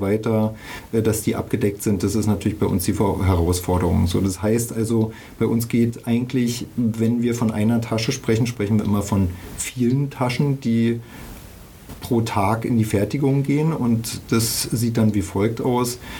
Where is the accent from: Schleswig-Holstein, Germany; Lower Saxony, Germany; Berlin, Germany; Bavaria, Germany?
Berlin, Germany; ich bin in der DDR groß geworden, also in Ostberlin.